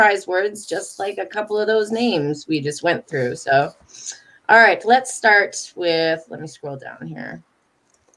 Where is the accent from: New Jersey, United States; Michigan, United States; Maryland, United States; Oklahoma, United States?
Michigan, United States; Detroit; moved away as an adult; also born or lived in the South; I'm from Detroit. I've only been in the South for 12 years now